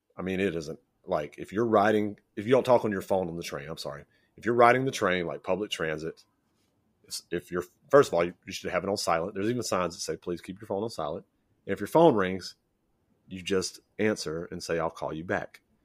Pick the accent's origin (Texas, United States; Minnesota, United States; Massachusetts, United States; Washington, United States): Texas, United States; Louisiana; moved away as an adult; now in Japan; I grew up in, I grew up in Louisiana, lived in Texas, went to high school and college there, and most of my family is still in Texas